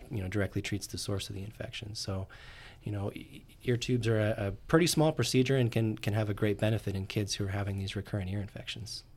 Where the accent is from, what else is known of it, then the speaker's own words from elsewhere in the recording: Orem, Utah, United States; I grew up in Orem, Utah